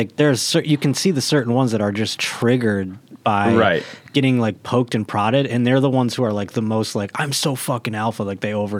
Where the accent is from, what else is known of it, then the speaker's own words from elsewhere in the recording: Buffalo, New York, United States; Buffalo, New York.